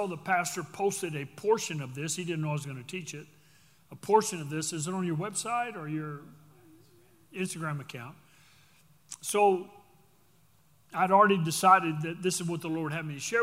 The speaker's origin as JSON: {"language": "English", "region": "Texas", "country": "United States", "said": "We do it because we're from Texas"}